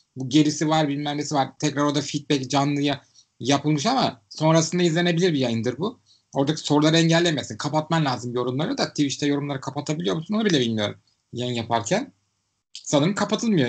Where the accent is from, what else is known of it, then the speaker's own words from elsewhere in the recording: Istanbul, Turkey; Ben İstanbullu olarak